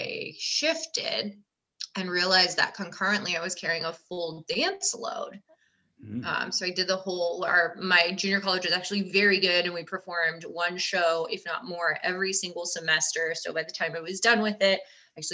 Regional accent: California, United States; I grew up in California

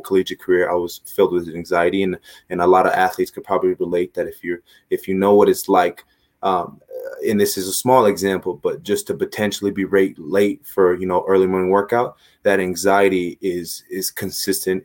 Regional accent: Los Angeles, California, United States; moved away; I'm from Los Angeles

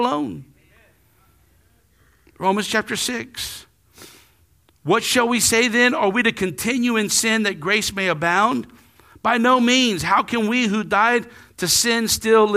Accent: Lafayette, United States; I grew up right here in Lafayette

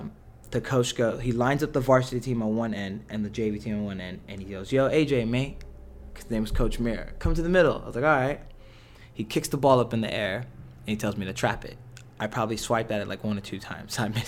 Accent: Los Angeles, California, United States; So growing up in Los Angeles, obviously, it's just like a Hispanic background type of thing.

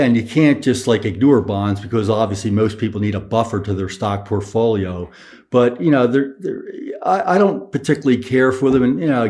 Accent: Northeast, United States; All right, I'll call it a seesaw because I'm from the Northeast.

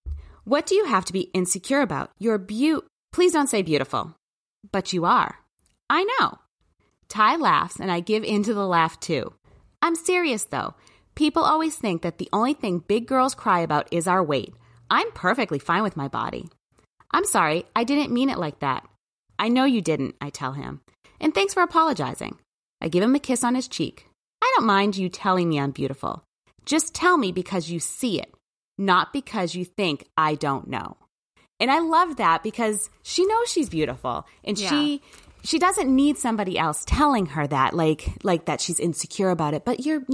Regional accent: New Hampshire, United States; because I did not grow up in a city, and actually I grew up quite in New Hampshire in the, you know, the backwoods, I guess, with lots of acres between people

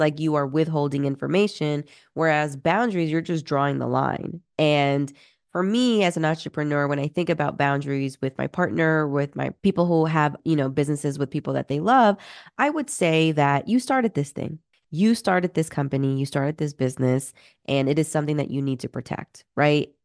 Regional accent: Peru; moved away; I'm originally from Peru

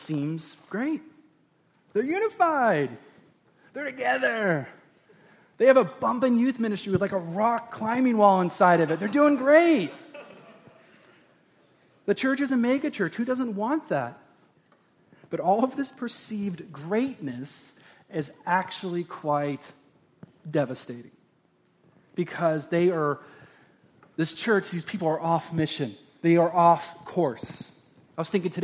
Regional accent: Oregon, United States; we've grew up in Oregon and watering and planting seeds and harvesting was the normals of every day

